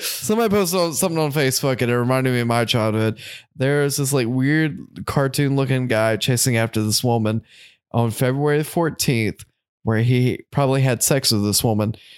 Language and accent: English; United States; we're American